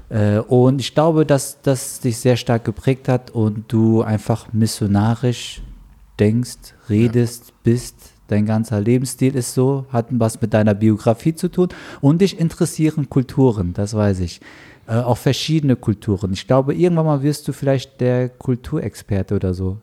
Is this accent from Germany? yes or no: yes; Frankfurt, Hesse, Germany; ich bin halt Frankfurter